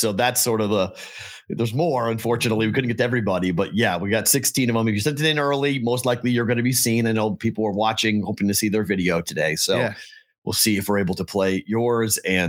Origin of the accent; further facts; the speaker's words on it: Boston, Massachusetts, United States; I'm the Bostonian.